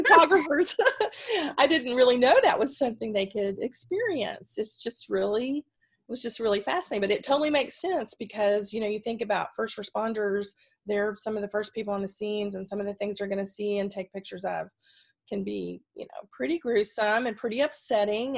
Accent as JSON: {"language": "English", "region": "Texas", "country": "United States", "also_born_or_lived": "Pacific Northwest", "moved": "as an adult", "said": "I'm originally from Texas and I um, and was a DRT. My family is Texan on both sides"}